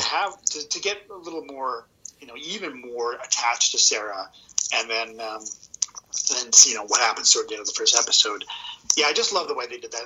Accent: Edmonton, Alberta, Canada; moved away; a born and raised uh, Edmontonian

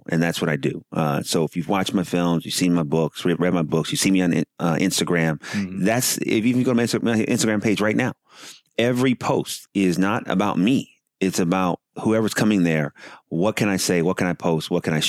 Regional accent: Oakland, California, United States; also born or lived in Los Angeles, California; I'm from Oakland, California. And I came down to here, Southern California, to go to USC.

